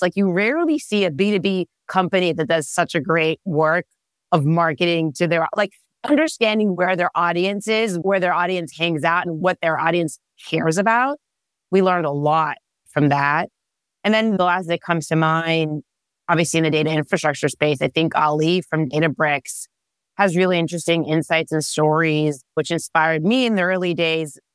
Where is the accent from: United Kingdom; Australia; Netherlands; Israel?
Israel; English is a second language; moved away as an adult; now in California, United States; I am originally born and raised in Israel